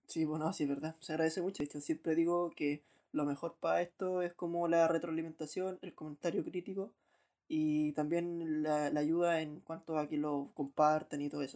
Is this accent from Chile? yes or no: yes; Chile; si soy chileno, estoy en Chile, pongo y estoy en Chile